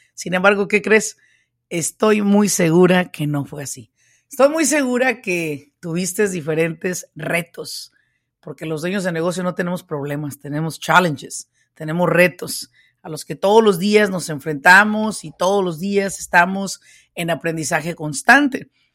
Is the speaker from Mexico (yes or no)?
yes; Mexico; now in United States; yo soy hispana, yo soy mexicana, yo vine a este país, pues de mojada